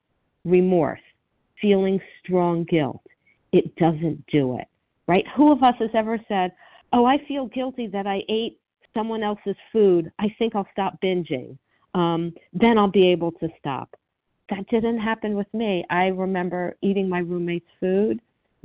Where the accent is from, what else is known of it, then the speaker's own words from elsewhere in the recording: Miami, Florida, United States; I grew up in Miami